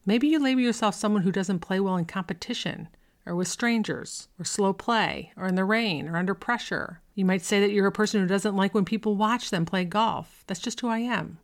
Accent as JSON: {"language": "English", "town": "Buffalo", "region": "New York", "country": "United States", "tie": "born or raised there", "said": "I grew up in Buffalo"}